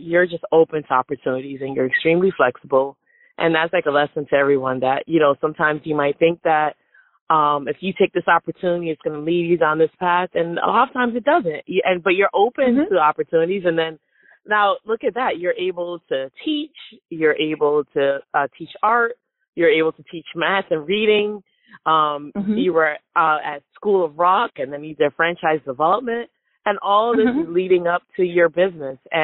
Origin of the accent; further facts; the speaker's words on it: Fort Lauderdale, Florida, United States; also born or lived in Brooklyn, New York / Connecticut; I grew up in Broward County in Fort Lauderdale.